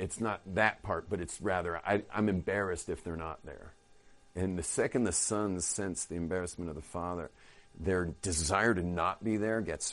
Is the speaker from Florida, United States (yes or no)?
no; Los Angeles, California, United States; moved away as an adult; now in Jerusalem, Israel; I was from the northern bay